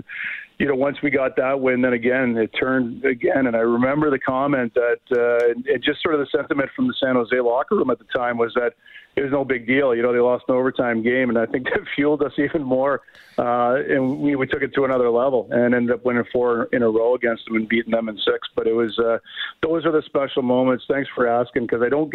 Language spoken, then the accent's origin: English; Hamilton, Ontario, Canada; my hometown in Hamilton